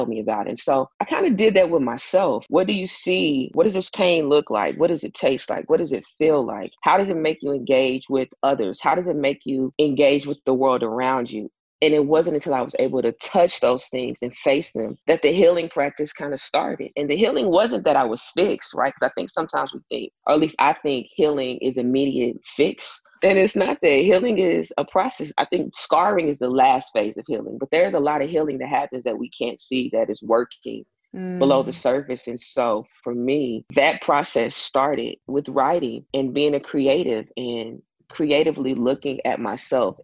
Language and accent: English; Tulsa, Oklahoma, United States; from Tulsa, Oklahoma